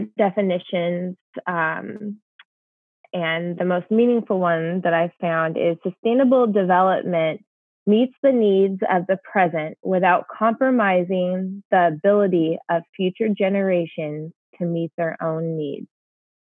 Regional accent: Olympic National Park, Washington, United States; I grew up in the Olympic National Park of Washington State

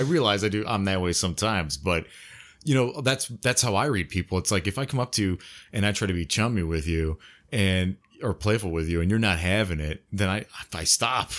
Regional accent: United States; I'm from the U.S., the United States

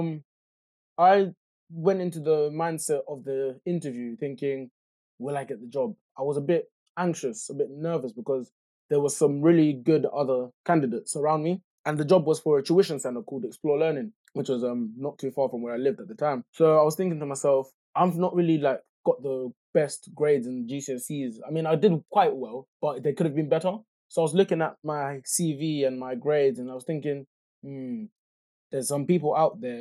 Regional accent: Luton, East of England, United Kingdom; growing up in Luton, like, I wouldn't say we were poor, but we weren't rich

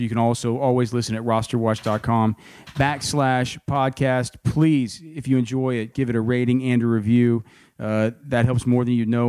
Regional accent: Texas Hill Country, United States; I come from the Texas Hill Country. That's where I live

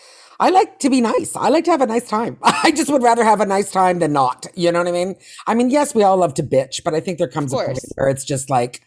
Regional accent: Toronto, Ontario, Canada; moved away as an adult; now in Los Angeles, United States; I grew up in Toronto in comedy

